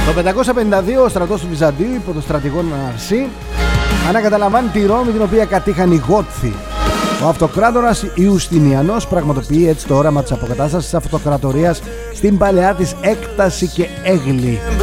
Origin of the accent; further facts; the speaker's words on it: Greece; εμείς σαν Έλληνες